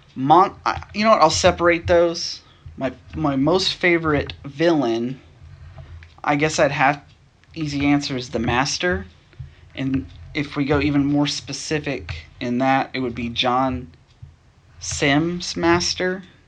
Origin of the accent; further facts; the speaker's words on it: Nashville, Tennessee, United States; I'm from Nashville, Tennessee. I was born and raised in Tennessee.